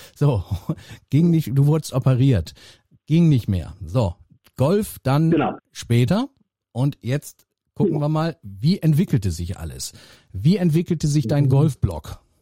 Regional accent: North Rhine-Westphalia, Germany; ich komme ja aus Nordrhein-Westfalen ähm, gebürtig

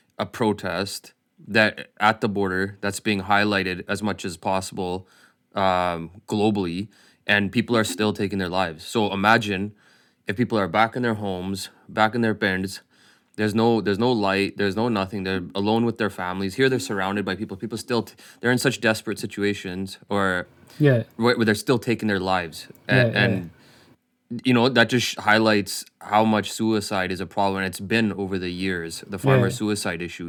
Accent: Punjab, India; we're from Punjab

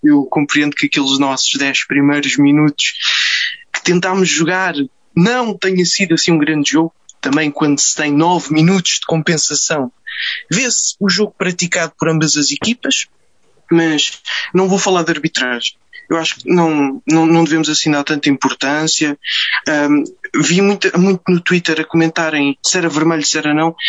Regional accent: Amadora, Lisbon, Portugal; agora também sou da Amadora

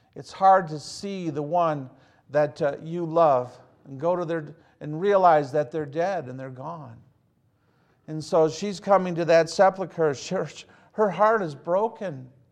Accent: Hazel Park, Michigan, United States; also born or lived in Pontiac, Michigan; growing up in Hazel Park, Michigan

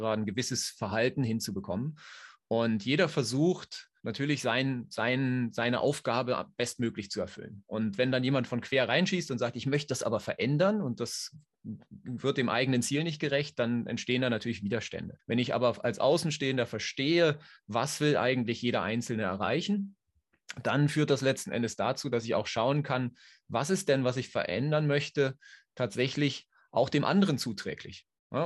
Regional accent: Berlin, Germany; moved away as an adult; now in Switzerland; Ich komme ursprünglich aus Berlin oder bin da aufgewachsen, wohne seit nunmehr 13 Jahren in der Schweiz.

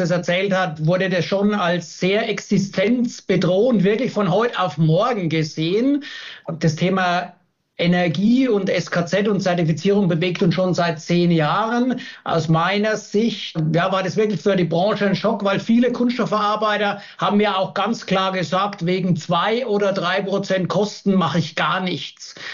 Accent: Giebelstadt, Bavaria, Germany; ich komme aus Giebelstadt in der Nähe von Würzburg. Es hat mich in die Heimat verschlagen

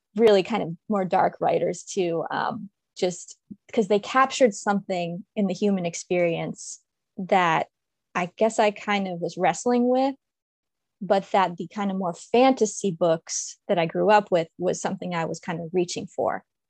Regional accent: DC/Baltimore area, Maryland, United States; also born or lived in Washington, D.C.; I'm from Maryland, and from the D C, Baltimore area, I went to school in Baltimore.

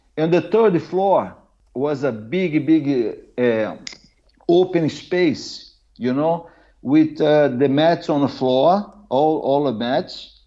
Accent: Brazil; English is a second language; moved away as an adult; now in Norway; I'm from Brazil

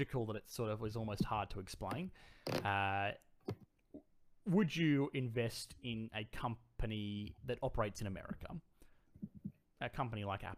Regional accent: Australia; accent: bogan; my bogan accent

